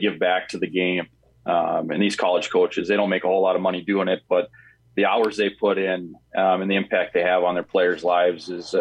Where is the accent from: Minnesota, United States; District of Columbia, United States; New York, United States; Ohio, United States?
Minnesota, United States; International Falls; also born or lived in Detroit Lakes; I grew up in International Falls, played for Pops Ross.